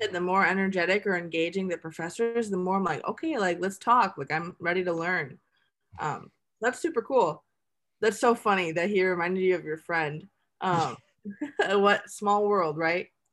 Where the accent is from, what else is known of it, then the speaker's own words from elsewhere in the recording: Milwaukee, Wisconsin, United States; I'm from Milwaukee, Wisconsin. Like, that's where I am right now